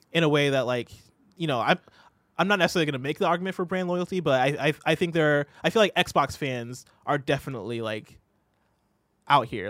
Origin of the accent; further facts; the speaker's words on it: Illinois, United States; moved away as an adult; also born or lived in Seattle; I had moved from my hometown in Illinois